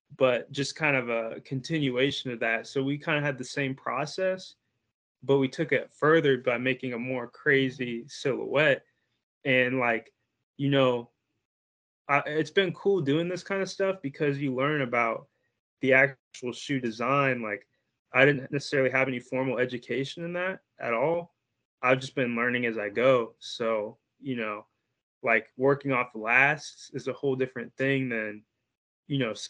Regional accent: Bloomington, Indiana, United States; I'm from Bloomington, Indiana

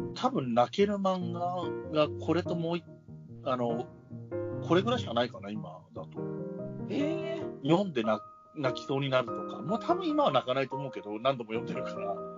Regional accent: Yamanashi, Japan; now in Tokyo, Japan; 二人とも山梨県出身なんですけど

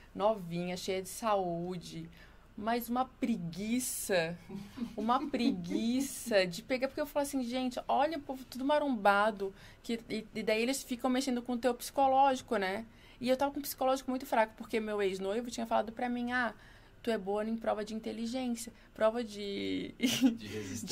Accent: Florianópolis, Santa Catarina, Brazil; moved away as an adult; now in São Paulo, Brazil; Manezinha da ilha.

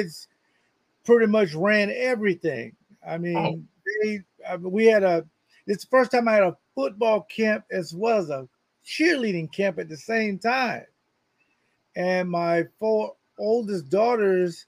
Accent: Jacksonville, Florida, United States; my hometown in Jacksonville, Florida

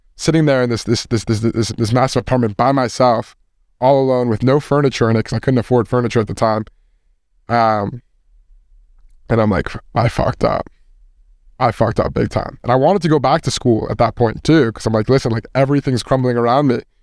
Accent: Westchester, New York, United States; I'm from Westchester.

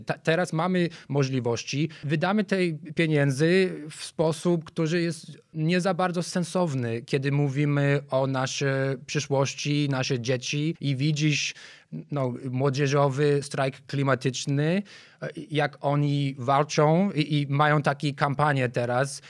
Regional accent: Chicago, Illinois, United States; Polish is a second language; moved away as an adult; now in Warsaw, Poland; Ja jestem z Chicago. Żyłem pierwsze 23 lata w Chicago

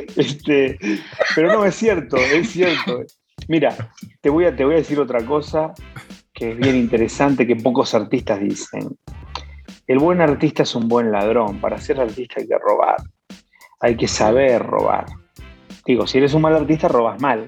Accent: Buenos Aires, Argentina; now in Mexico; soy un chaparrito argentino que nació en, Buenos Aires y se vino a México

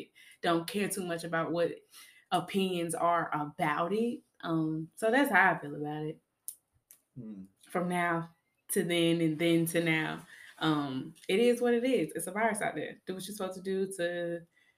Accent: Georgia, United States; now in Pensacola, United States; I live here in Pensacola. I'm from Georgia

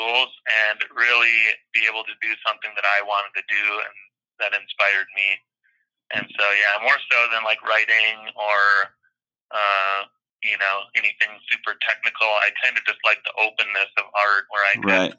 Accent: Minnesota, United States; now in Los Angeles, United States; I grew up in Minnesota

